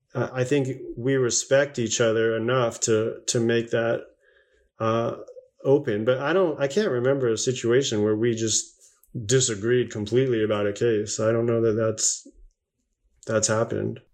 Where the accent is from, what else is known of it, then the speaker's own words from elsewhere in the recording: Las Vegas, Nevada, United States; also born or lived in Long Island, New York; I was born in Long Island, New York, but I was raised in um, Southern Nevada, Las Vegas, Nevada.